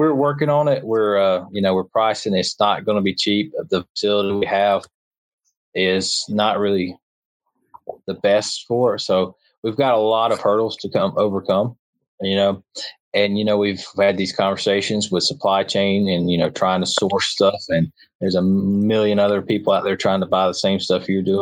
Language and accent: English; Troy, Alabama, United States; I'm from Alabama